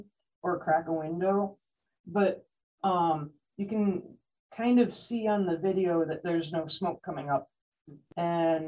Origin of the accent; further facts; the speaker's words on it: Oil City, Michigan, United States; now in Pelkie, United States; I'm from Oil City